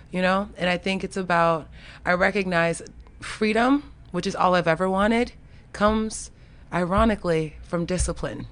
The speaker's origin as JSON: {"language": "English", "region": "Florida", "country": "United States", "tie": "born or raised there", "moved": "yes", "lives_now": "Washington, D.C., United States", "said": "grew up in the country. I grew up in Florida."}